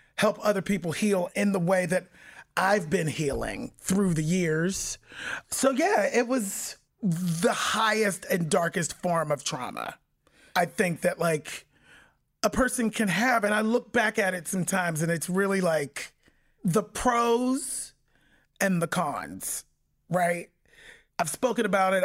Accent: Pittsburgh, Pennsylvania, United States; I was born and raised in Pittsburgh, Pennsylvania

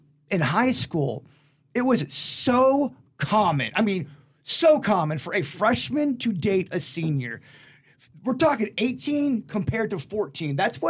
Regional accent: Palm Beach, Florida, United States; They knew I was from Palm Beach.

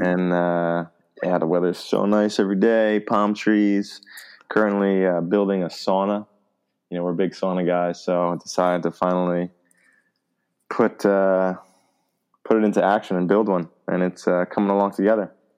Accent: United States; first language English; moved away as an adult; now in Germany; we're just from America, our native language is English

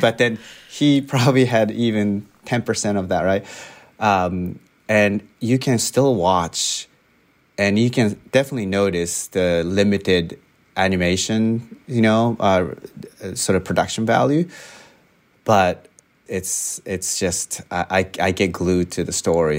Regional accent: Japan; moved away as an adult; now in United States; I grew up in Japan

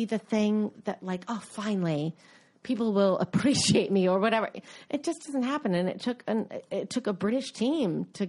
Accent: United States; I'm an American.

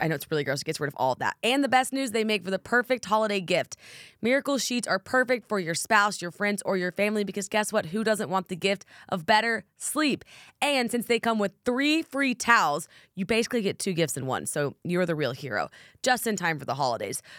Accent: Oklahoma, United States; I'm from Oklahoma

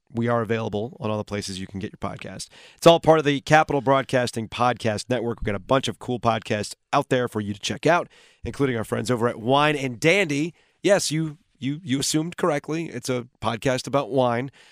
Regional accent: Raleigh, North Carolina, United States; we're from Raleigh

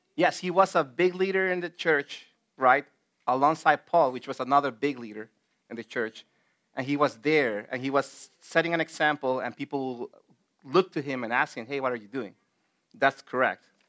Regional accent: El Salvador; moved away; back in my home country in El Salvador

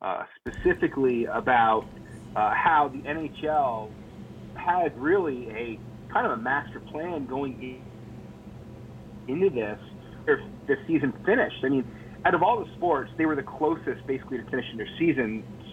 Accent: South Burlington, Vermont, United States; No, I'm actually from Vermont, up in South Burlington, right outside of Burlington. I'm about, 30 miles from the Canadian border

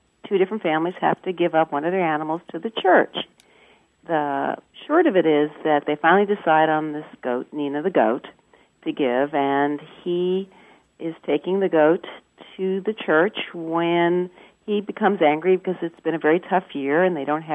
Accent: Charlottesville, Virginia, United States; I'm from Charlottesville, Virginia

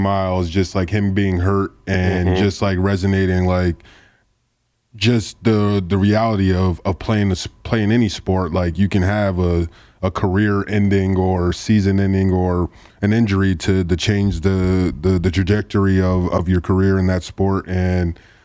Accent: Port Chester, New York, United States; Where I grew up in New York, in Portchester, New York

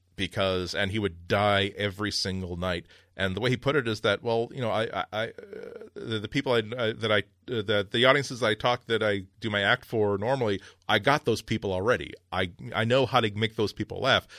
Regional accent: United States; I'm an American

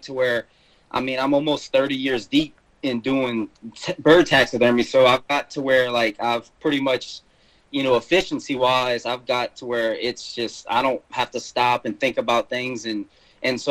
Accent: South Louisiana, United States; moved away as an adult; now in Mississippi, United States; I'm originally from South Louisiana, which you'll probably hear a little bit of that in my accent. I lived there pretty much most of my life until, I guess, 6-7 years ago

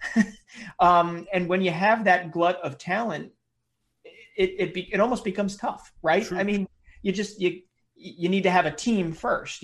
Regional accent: United States; as as an American

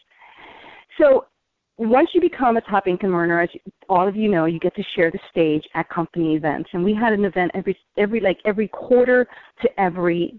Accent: New York, United States; I'm a New Yorker, so New Yorkers speak fast

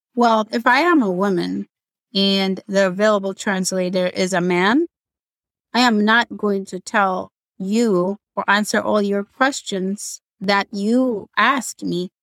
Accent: Ethiopia; English is a second language; moved away; I'm from Ethiopia

